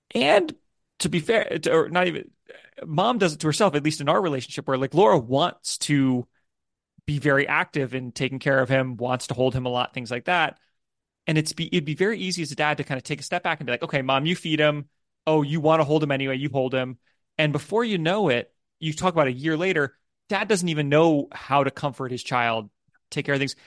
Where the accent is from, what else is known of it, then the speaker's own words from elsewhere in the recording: United States; moved away as an adult; now in United Kingdom; I'm an American. My family's in America, in the U S